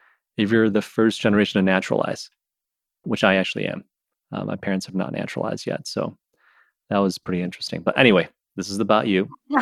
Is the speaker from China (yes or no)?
yes; China; born there; I'm just an immigrant. I was born in China, whereas my brother is first generation.